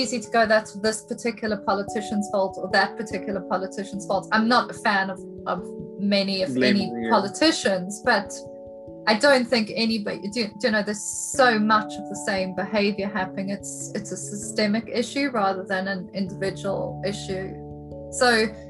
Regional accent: South Africa; now in United Kingdom; I'm South African and a woman

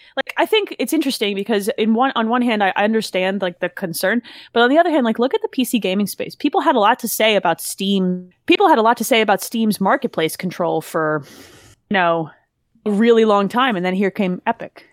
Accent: New Jersey, United States; I grew up in Jersey

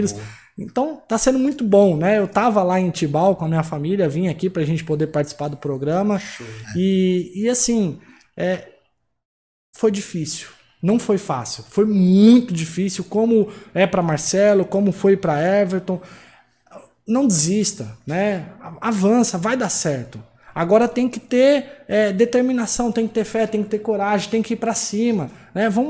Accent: São Paulo, Brazil; now in Mossoró, Brazil; Eu saí de São Paulo sozinho para vir para cá. Né? Hoje eu estou em Mossoró

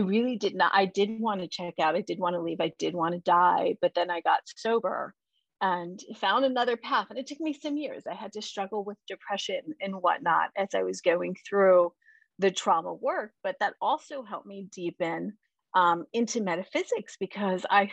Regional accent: New York, United States; I grew up in New York

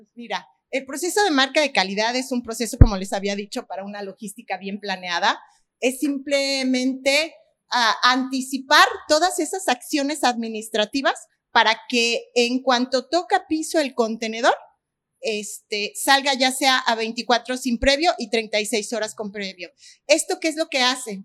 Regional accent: Guadalajara, Jalisco, Mexico; also born or lived in Manzanillo; soy de Guadalajara

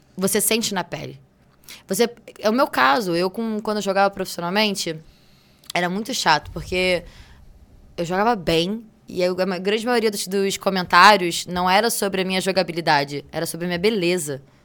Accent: Rio de Janeiro, Brazil; moved away as an adult; now in São Paulo, Brazil; Eu sou carioca, sou tricolor é. de time

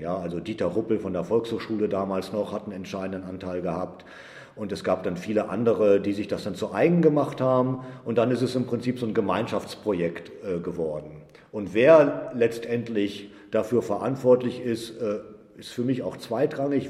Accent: Edemissen, Lower Saxony, Germany; moved away as an adult; now in Herne, Germany; ich komme eigentlich aus Edemissen, einem 500 Seelendorf äh, in Niedersachsen im Leinetal.

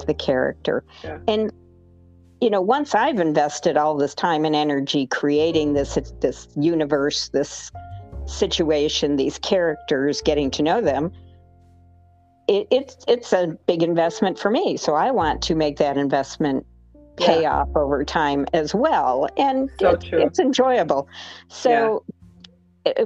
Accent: Rome, New York, United States; moved away; my hometown of Rome, New York

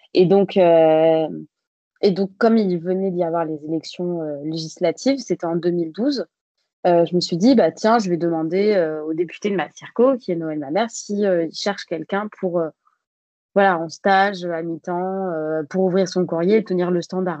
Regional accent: Bègles, Nouvelle-Aquitaine, France; moved away as an adult; also born or lived in Paris; je viens de Bègle, qui est une euh, ville à côté de Bordeaux

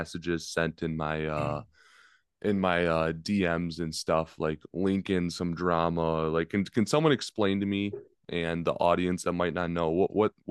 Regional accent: Chicago, Illinois, United States; my hometown of Chicago, Illinois

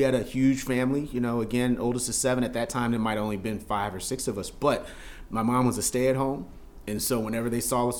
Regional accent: Philadelphia, Pennsylvania, United States; moved away as an adult; I grew up in West Oak Lane

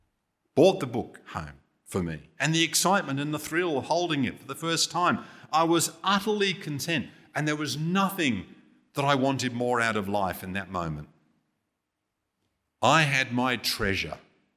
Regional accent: England, United Kingdom; You know, as a kid growing up in England, TV in those days was pretty limited.

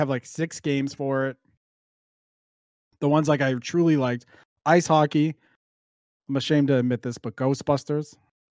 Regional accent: Boston, Massachusetts, United States; I am from Boston. So you will hear things like wicked, and you may not know what it means, but wicked in this fact means good.

